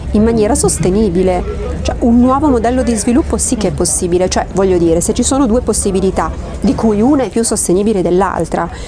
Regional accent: Collecchio, Emilia-Romagna, Italy; Sono di Collecchio, provincia di Parma.

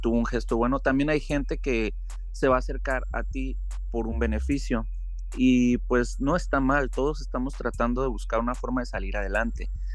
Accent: Uruapan, Michoacán, Mexico; moved away as an adult; now in Seattle, United States; soy fotógrafo y soy mexicano, soy de Michoacán. Tengo ya casi 12 años radicando aquí en los Estados Unidos

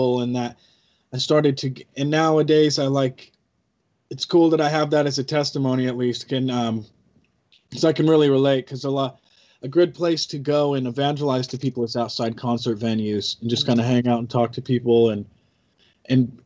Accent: Albany, Oregon, United States; I grew up in Albany, Oregon

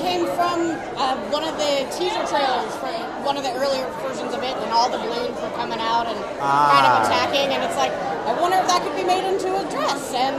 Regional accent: Louisiana, United States; we're from Louisiana.

